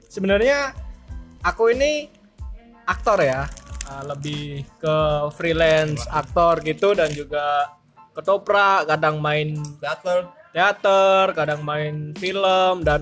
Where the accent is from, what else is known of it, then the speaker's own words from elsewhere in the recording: Surakarta, Central Java, Indonesia; now in Tuban, Indonesia; Saya asalnya dari Solo tapi saya baru pindah hmm, beberapa tahun yang lalu